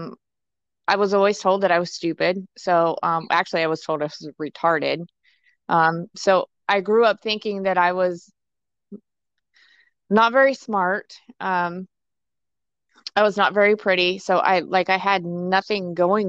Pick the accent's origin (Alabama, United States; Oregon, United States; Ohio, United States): Ohio, United States; I am originally from Ohio